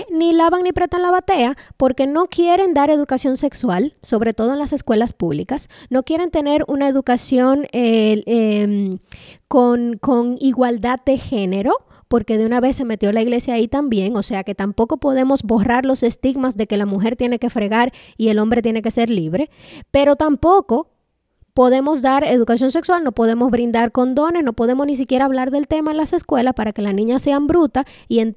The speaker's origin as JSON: {"language": "Spanish", "country": "Dominican Republic", "said": "somos supernacionalistas cuando tenemos que pelear con los haitianos, pero somos más gringos que el DH."}